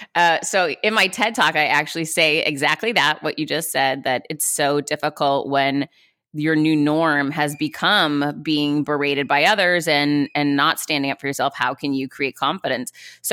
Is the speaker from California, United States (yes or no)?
no; Worcester, Massachusetts, United States; So I grew up in Worcester, Massachusetts. I was one of four kids.